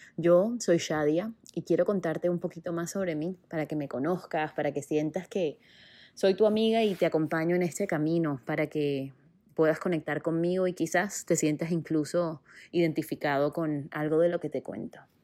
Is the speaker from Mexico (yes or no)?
no; Barranquilla, Atlántico, Colombia; moved away as an adult; also born or lived in Bogotá, Colombia; Yo nací en Barranquilla, Colombia, en la costa caribe de mi país